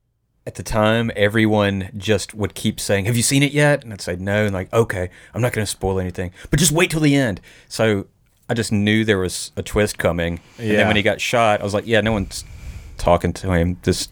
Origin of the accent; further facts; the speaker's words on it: the South, United States; accent: Southern; with my accent.